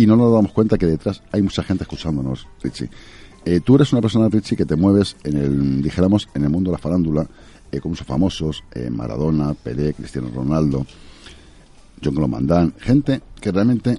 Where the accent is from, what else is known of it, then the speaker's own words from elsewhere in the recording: Spain; somos españoles